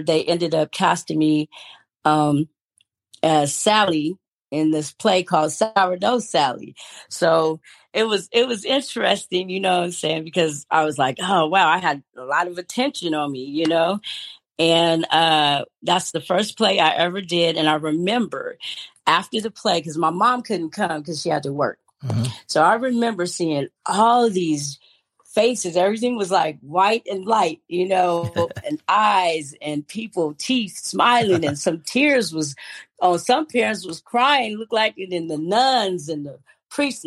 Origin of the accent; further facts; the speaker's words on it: Stockton, California, United States; I was born in Stockton, California, to Daphne Gibson and Dennis D.